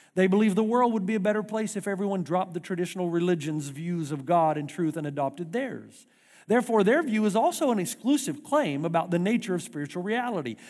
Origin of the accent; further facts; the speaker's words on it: United States; moved away; I'm an American